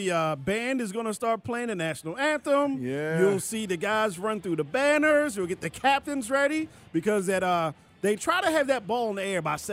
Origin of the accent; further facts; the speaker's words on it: Maryland, United States; now in Georgia, United States; I remember growing up in Maryland